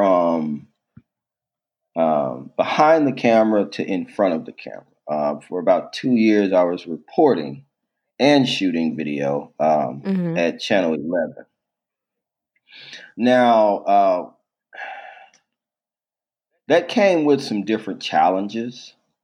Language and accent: English; Little Rock, Arkansas, United States; I grew up in Little Rock